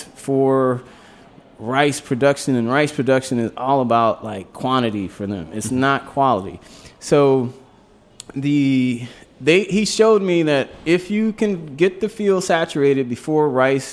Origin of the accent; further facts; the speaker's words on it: Louisiana, United States; moved away; I grew up down in Louisiana